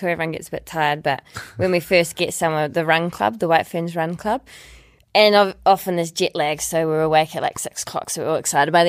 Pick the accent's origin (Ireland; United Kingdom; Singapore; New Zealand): New Zealand; Dunedin, Otago; Like I was 19 from Dunedin and I'd watched the Olympics on TV